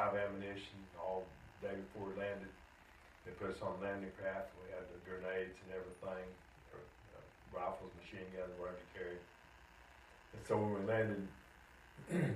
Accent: Gastonia, North Carolina, United States; also born or lived in Oklahoma; I'm born in Oklahoma, but I'm from Gastonia

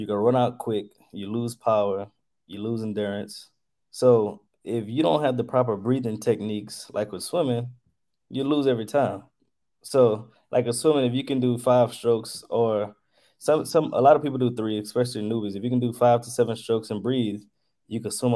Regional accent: Lafayette, Louisiana, United States; I'm from Lafayette, Louisiana

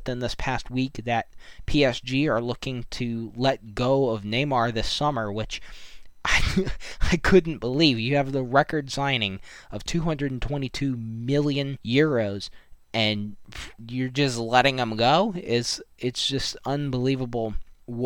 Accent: United States; myself being American

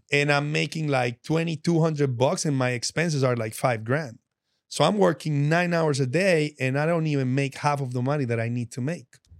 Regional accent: Medellín, Antioquia, Colombia; moved away; I'm from Medellin, and I'm from all that drug-infested stuff that you see on T V

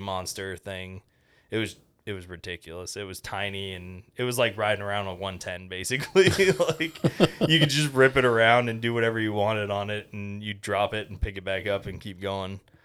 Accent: Fort Walton Beach, Florida, United States; also born or lived in Tampa, Florida; originally I'm from Fort Walton

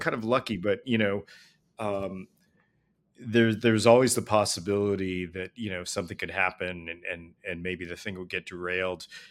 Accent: Los Angeles, California, United States; I grew up in L A, you know, going to see the Richard Pryor live at Sunset

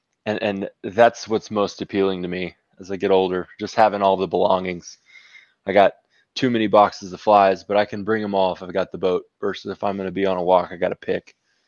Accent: Waurika, Oklahoma, United States; Southwest Oklahoma, Lake Warika. So my mom actually is who taught me to fish.

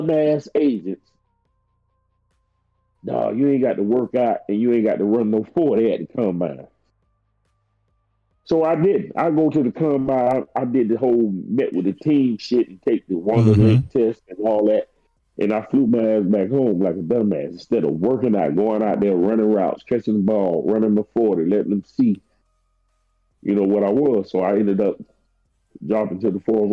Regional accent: Miami, Florida, United States; also born or lived in Texas; my hometown team, the Dolphins

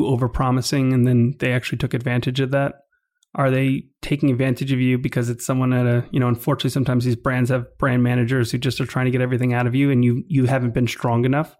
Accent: New York, United States; also born or lived in Calgary, Canada; I grew up in New York my whole life

